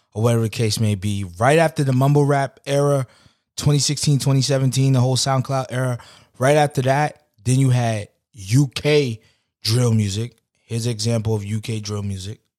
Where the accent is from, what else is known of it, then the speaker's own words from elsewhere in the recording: New York City, New York, United States; growing up in New York